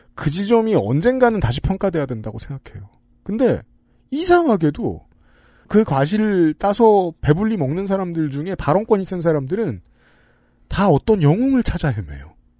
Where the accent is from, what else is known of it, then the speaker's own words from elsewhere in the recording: Seoul, South Korea; 제가 어릴 때 살던 동네에